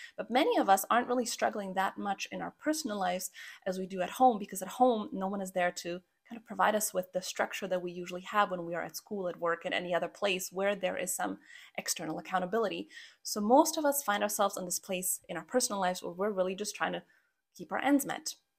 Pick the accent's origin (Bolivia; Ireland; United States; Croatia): Croatia; now in Canada; I'm actually from Croatia, which is where I was born. And after a few detours, we finally wound up in Canada, which is where I've been living for the last twenty-three years of my life